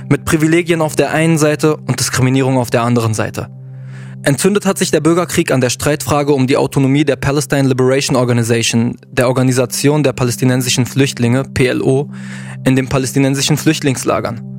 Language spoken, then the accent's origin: German; South Lebanon, Lebanon; wenn mich jemand fragt, ah, du bist Libanese, woher kommst du, weiß ich, dass er fragen will, welcher Konfession ich angehöre. Das heißt, wenn ich jetzt sage, ich komme aus dem Süden